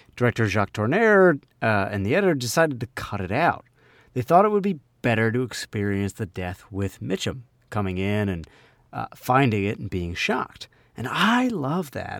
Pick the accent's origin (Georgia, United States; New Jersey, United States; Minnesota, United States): New Jersey, United States; accent: Jersey; also born or lived in Philadelphia; my Jersey accent